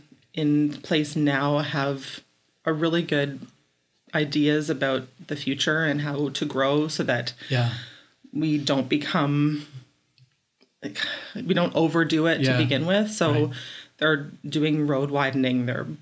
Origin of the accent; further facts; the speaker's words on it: Carleton Place, Ontario, Canada; also born or lived in Barrie; So I'm born and raised in Carleton Place and the rural areas just outside. I grew up in the country. So kind of had that small town iconic way of growing up, and was in the same school with people from kindergarten right through to OAC